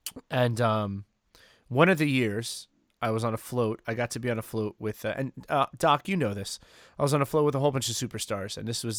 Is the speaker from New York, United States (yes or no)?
yes; New York City, New York, United States; I'm from Queens.